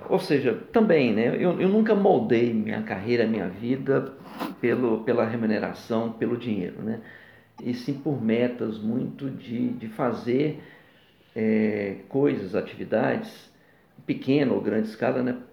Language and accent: Portuguese; Rio de Janeiro, Brazil; born there; also born or lived in Minas Gerais; Então, eu sou fluminense de nascimento, mas é, me considero muito mais mineiro.